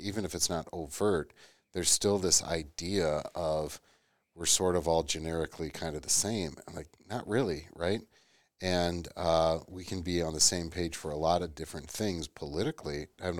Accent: United States; Like, let's just be honest, I'm American, good, bad, and ugly, right?

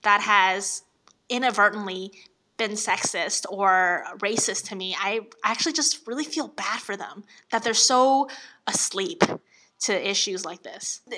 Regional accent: Jinan, Shandong, China; now in San Francisco, United States; I grew up in the north of China, Shandong, Jinan

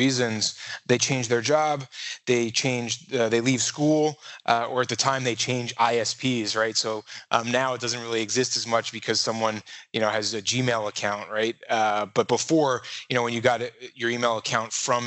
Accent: New York City, New York, United States; moved away; I was born in New York, Manhattan, the Village, Chelsea area. Went to school on 13th Street and then went to high school in Brooklyn

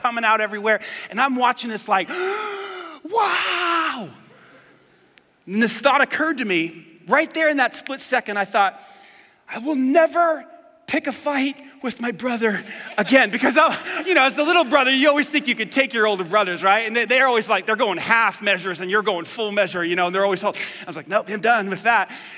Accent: New York, United States; I grew up in New York

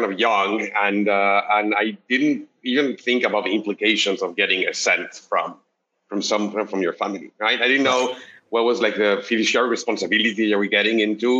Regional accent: Mexico City, Mexico; moved away as an adult; now in Bay Area, United States; I'm originally from Mexico City. I moved to the Bay Area, I think about 10 years ago

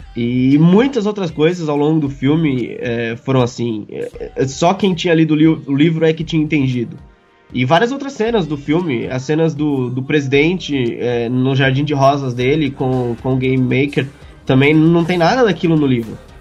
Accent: Mogi das Cruzes, São Paulo, Brazil; somos conterrâneos, viemos da mesma cidade

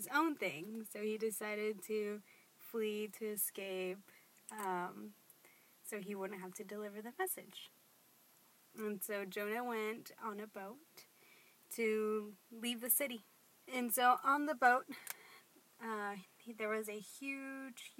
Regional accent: Austin, Texas, United States; I am from Austin. I've lived here my whole life

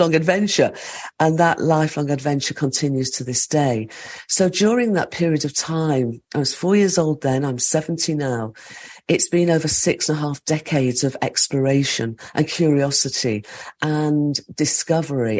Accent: the Midlands of England, United Kingdom; I grew up in the Midlands of England, in an industrial part of England.

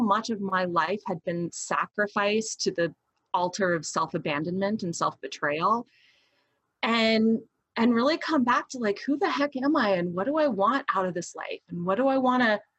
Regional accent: Deep South, United States; I was raised in the Deep South.

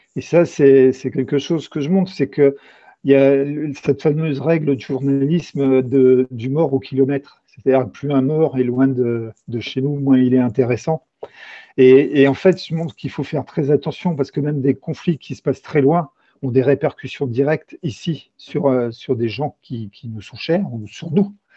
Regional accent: Châlons-en-Champagne, Grand Est, France; also born or lived in Brittany; now in Carhaix, France; je viens plutôt de l'Est de la France. Je suis, je suis né à Châlons-en-Champagne

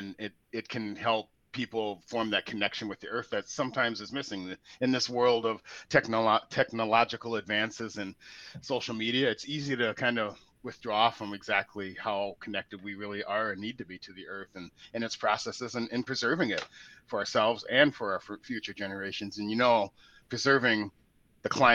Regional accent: Portland, Oregon, United States; moved away; I'm from Portland, Oregon originally

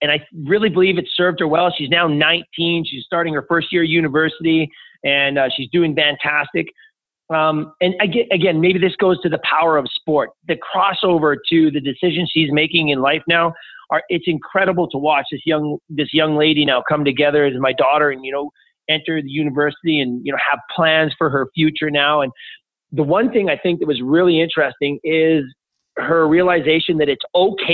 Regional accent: Edmonton, Alberta, Canada; also born or lived in Toronto; my hometown of Edmonton

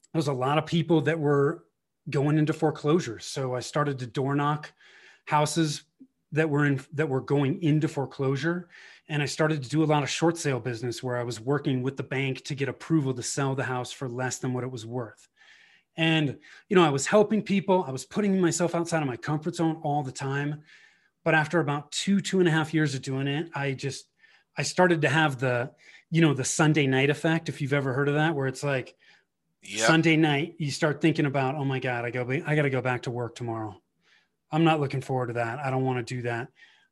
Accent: Bay Area, Northern California, United States; born or raised there; moved away as an adult; now in Colorado, United States

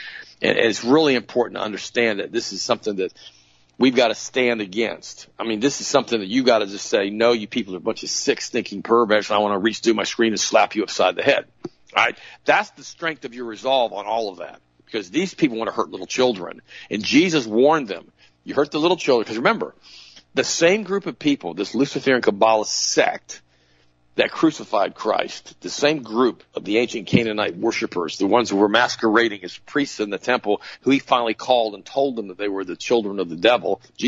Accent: New Jersey, United States; My home state, New Jersey, is the fourth.

